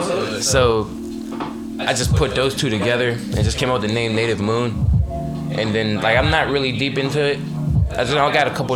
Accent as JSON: {"language": "English", "town": "Pittsburgh", "region": "Pennsylvania", "country": "United States", "said": "I'm from the Hill District of Pittsburgh, Pennsylvania"}